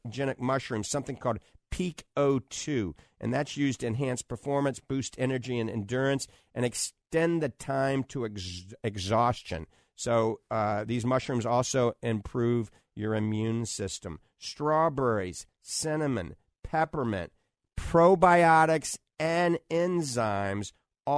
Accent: New Orleans, Louisiana, United States; now in The Villages, United States; I grew up in New Orleans

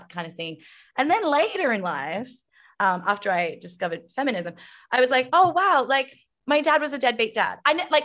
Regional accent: Zagreb, City of Zagreb, Croatia; That's where I'm from. I'm from Zagreb, and it's like, oh my god, it's bleak.

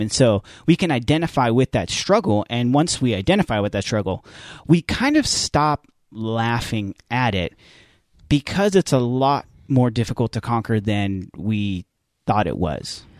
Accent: United States; we as American Christians, we as American evangelicals

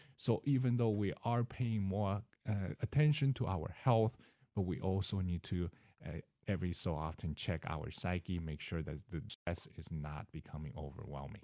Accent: Seattle, Washington, United States; moved away as an adult; also born or lived in California / Mississippi / Florida; now in Decatur, United States; I started, uh, in Seattle, Washington. That's where my parents are

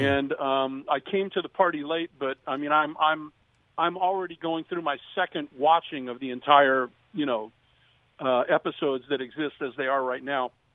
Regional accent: Downey, California, United States; now in Orange County, United States; I was born and raised in Downey, and um, now I live behind the Orange Curtain in Orange County

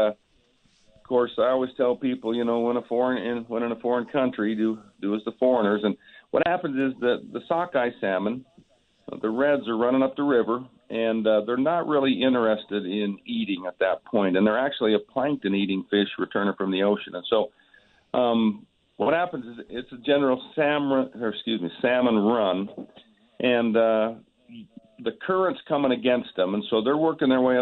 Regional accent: Utah, United States; I'm from Utah.

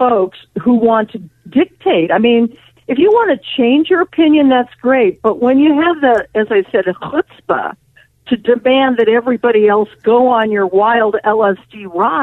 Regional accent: Colorado, United States; also born or lived in New York / Los Angeles; I live in Colorado. That's my hometown. I did live in New York and L.A. and other places.

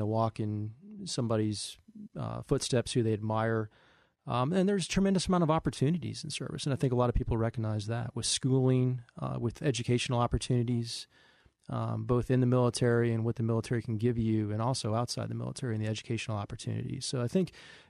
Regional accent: St. Louis, Missouri, United States; moved away as an adult; now in New York City, United States; I grew up in St. Louis, Missouri

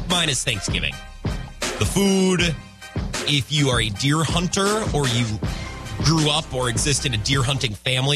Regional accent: Wisconsin, United States; I'm from Wisconsin

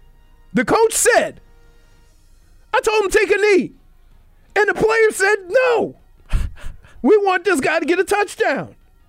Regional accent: New Orleans, Louisiana, United States; I'm from New Orleans.

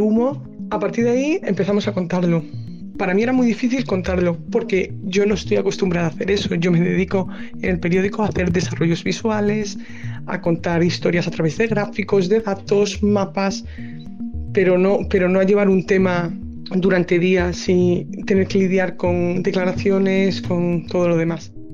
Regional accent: Codesal, Castile and León, Spain; now in Madrid, Spain; mi pueblo. Es un pueblo muy chiquitito de la provincia de Zamora, se llama Codesal

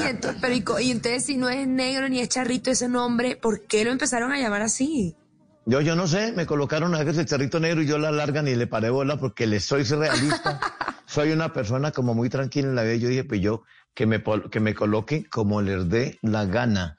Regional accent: Ceilán, Valle del Cauca, Colombia; soy de Ceilán Valle

